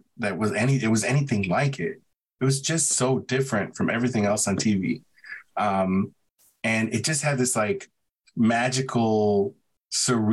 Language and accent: English; Chicago, Illinois, United States; I grew up in Pilsen on the south side of Chicago